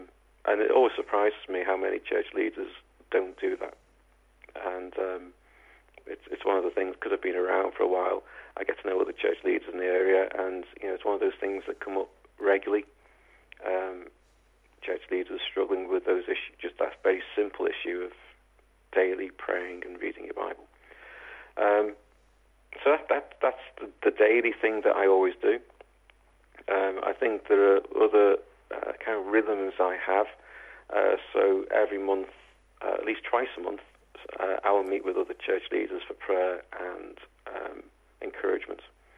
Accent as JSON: {"language": "English", "town": "Liverpool", "region": "North West England", "country": "United Kingdom", "tie": "born or raised there", "accent": "Scouse", "said": "I was born a mile away, yeah, in a place called Norris Green. I'm a Scouser, ministering to Scousers."}